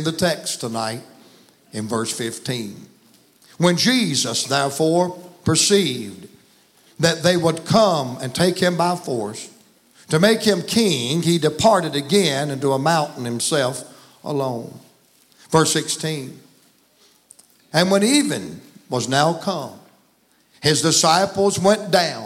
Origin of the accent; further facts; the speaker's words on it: the South, United States; I was raised in the South